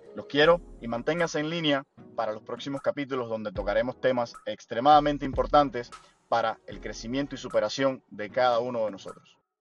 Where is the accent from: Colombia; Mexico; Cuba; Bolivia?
Cuba; now in Miami, United States; soy cubano, radico acá en Miami